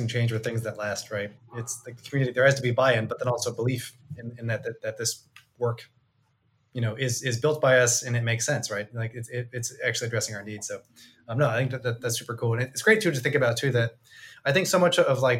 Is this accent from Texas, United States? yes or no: yes; Texas, United States; now in Boston, United States; I am from Texas. I live in Boston. So one of my accents is wrong.